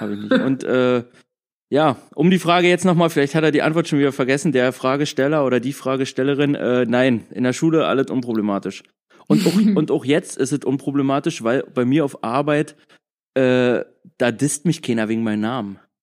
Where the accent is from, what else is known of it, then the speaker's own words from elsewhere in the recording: Frankfurt, Hesse, Germany; now in Berlin, Germany; ursprünglich komme ich aus Frankfurt